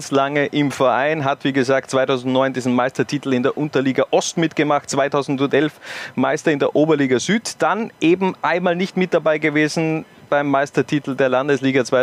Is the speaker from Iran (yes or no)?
no; the Lafnitz area, Styria, Austria; ich bin ja aus der Gegend, von dem her kennt man Lafnitz